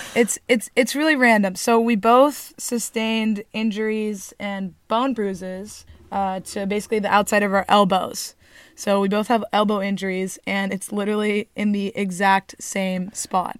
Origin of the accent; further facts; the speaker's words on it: Newport Beach, California, United States; We are from Newport Beach, California.